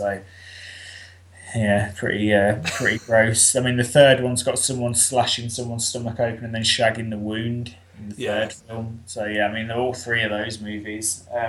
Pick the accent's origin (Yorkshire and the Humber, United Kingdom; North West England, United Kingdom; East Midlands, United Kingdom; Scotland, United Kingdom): East Midlands, United Kingdom; Leicester; I'm from Leicester, which is almost bang in the middle of the UK.